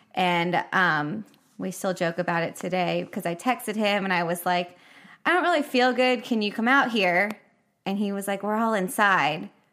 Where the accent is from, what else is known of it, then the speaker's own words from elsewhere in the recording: Nashville, Tennessee, United States; moved away as an adult; moved back to Nashville in May, 'cause that's where I mostly grew up.